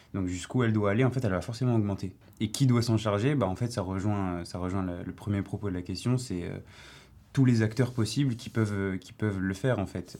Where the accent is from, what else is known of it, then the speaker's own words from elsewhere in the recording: Paris, Île-de-France, France; je viens de Paris, du 15e